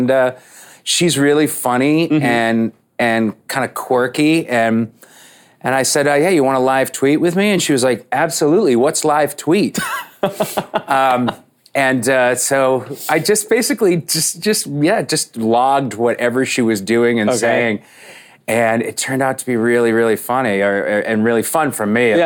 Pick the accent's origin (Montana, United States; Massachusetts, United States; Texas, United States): Massachusetts, United States; Boston; I grew up in Boston